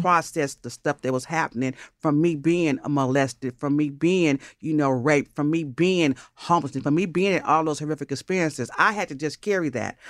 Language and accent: English; Los Angeles, California, United States; also born or lived in Brooklyn, New York; I grew up between Los Angeles and Inglewood. My mother kidnapped me from New York when I was five, so I don't really got that New York swang in my conversation.